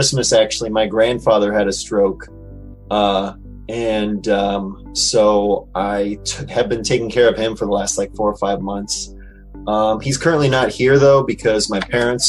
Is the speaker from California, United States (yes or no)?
yes; California, United States; moved away as an adult; now in Illinois, United States; I'm a California boy, born and raised